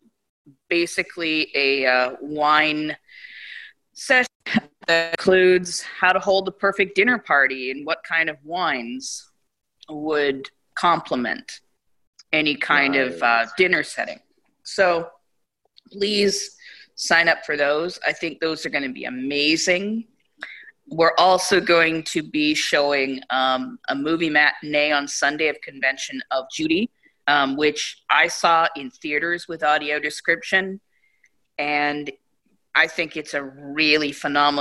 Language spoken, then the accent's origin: English; Bay Area, California, United States; I'm from the Bay Area